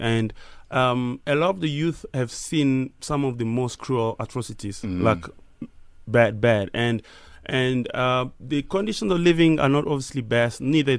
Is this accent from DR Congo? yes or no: yes; DR Congo; Like, even how I grew up in Congo, so it's like …, …, and these guys.